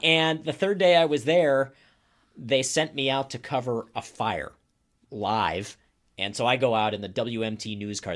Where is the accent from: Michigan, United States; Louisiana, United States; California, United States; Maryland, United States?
Maryland, United States; moved away as an adult; also born or lived in Boston / upstate New York / Iowa / Flagstaff, Arizona; now in Wauwatosa, United States; I live in Wauwatosa. I am not from Wauwatosa. I grew up in Maryland.